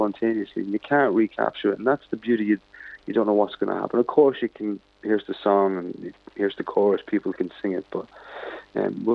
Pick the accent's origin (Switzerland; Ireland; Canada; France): Ireland; Dundalk, Leinster; born or raised there; moved away